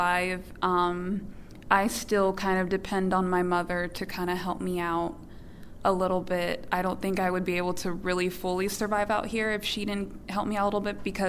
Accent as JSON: {"language": "English", "area": "Inland Empire", "region": "Southern California", "country": "United States", "moved": "as an adult", "lives_now": "San Francisco, United States", "said": "I came from the Inland Empire, which is in SoCal. And it's extremely cheaper and way more affordable. And I was basically living with my parents"}